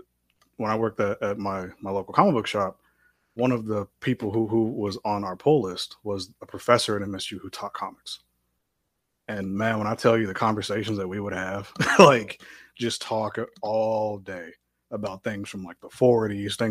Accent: Cincinnati, Ohio, United States; moved away as an adult; also born or lived in Mount Healthy, Ohio / Fairfield, Ohio; now in Michigan, United States; I grew up in Cincinnati, Ohio, born and raised

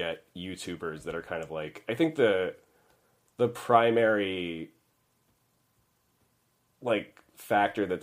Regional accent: Montreal, Quebec, Canada; moved away as an adult; now in United States; I'm from Montreal originally, so the education system there has like a pre-college called Cégep. And so when I got out of high school and I went to Cégep

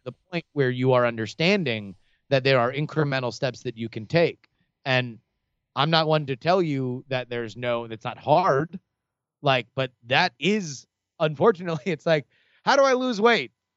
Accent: Davie, Florida, United States; where I grew up in Davie

